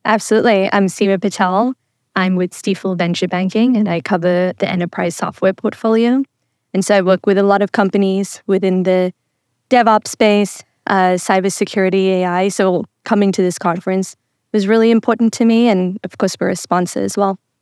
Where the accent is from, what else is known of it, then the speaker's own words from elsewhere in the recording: Zimbabwe; moved away as an adult; also born or lived in England / America; I was born in England, raised there for a bit, and then grew up for the rest of my life in Zimbabwe